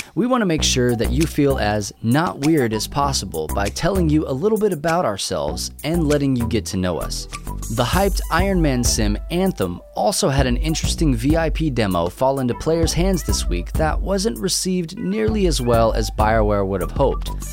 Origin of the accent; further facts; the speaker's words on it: New Mexico, United States; also born or lived in England; now in Texas, United States; I'm from New Mexico